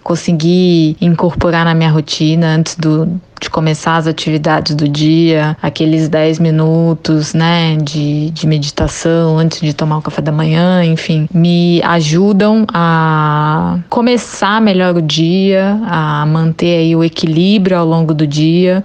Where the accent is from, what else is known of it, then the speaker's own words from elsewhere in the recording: Brasília, Federal District, Brazil; sou brasiliense, nascida e criada em Brasília